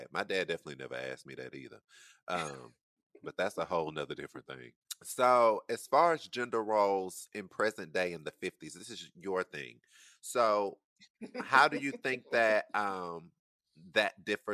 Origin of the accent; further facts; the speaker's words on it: the Bible Belt, United States; growing up in the Bible Belt